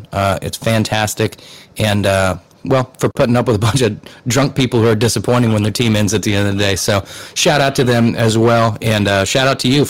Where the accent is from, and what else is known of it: United States